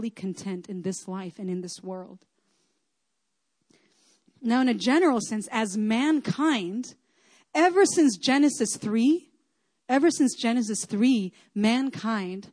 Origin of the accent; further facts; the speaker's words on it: Chile; moved away; I grew up in Chile, so that's kind of like more my home.